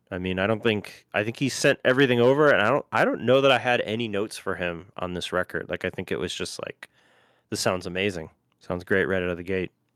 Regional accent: Cleveland, Ohio, United States; now in Nashville, United States; I grew up in Cleveland

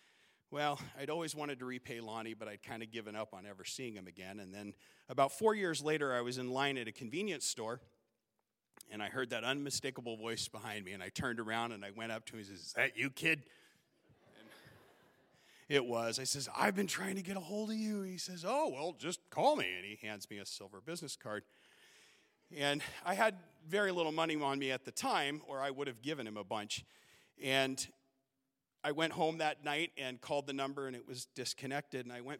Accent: Southern California, United States; now in Alaska, United States; And growing up in Southern California, I'd never felt at home. But in Alaska, I felt at home. And that winter, I made Alaska my home.

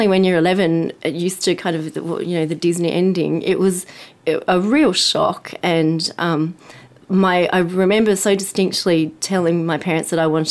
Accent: Sydney, New South Wales, Australia; moved away as an adult; also born or lived in Boston; I'm from Sydney.

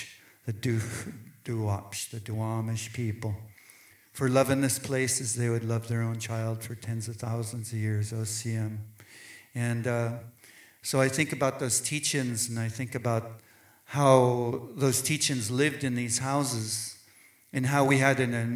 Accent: southern tip of Vancouver Island, British Columbia, Canada; Hushatlap, land of the maple tree in southern tip of Vancouver Island

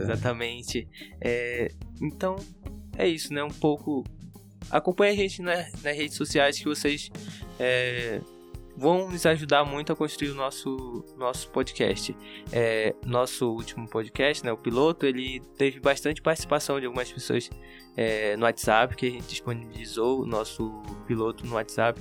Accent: Amaturá, Amazonas, Brazil; eu sou do município de Amaturá, do interior do Amazonas, sou do povo Cambeba

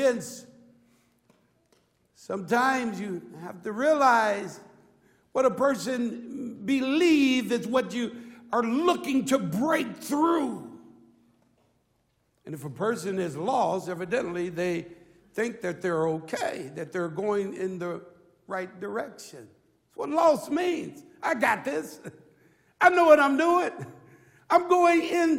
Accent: Chicago, Illinois, United States; I grew up in Chicago, Illinois

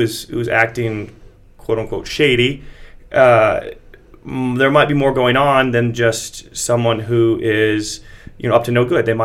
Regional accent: Montana, United States; I'm from Montana, so uh, grew up around lots of guns and a lot of responsible gun owners.

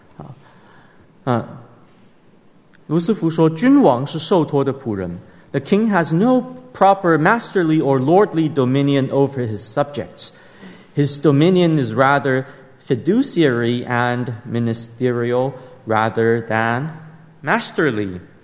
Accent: Taiwan; 在台湾 我，我们从小，从我这一代吧，我是一九八一年出生的，民国七十年出生的

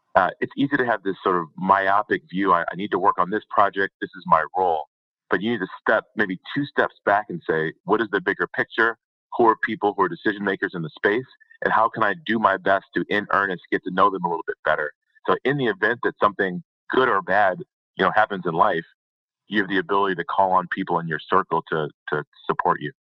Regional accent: Detroit, Michigan, United States; I'm from the Detroit area, so not not a lot of oil and gas around there

